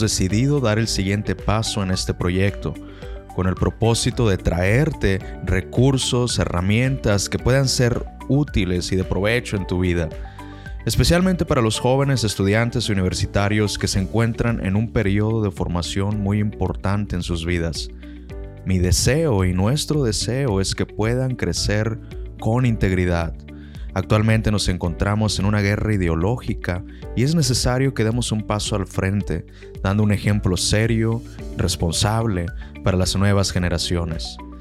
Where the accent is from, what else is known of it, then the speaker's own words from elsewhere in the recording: Mexico; now in United States; soy un médico mexicano